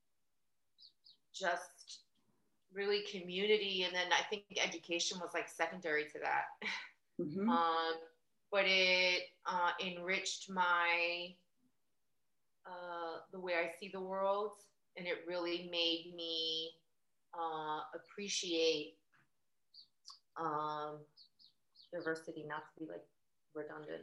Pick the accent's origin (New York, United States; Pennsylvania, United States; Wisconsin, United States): New York, United States; New York City; I grew up in New York, in Queens specifically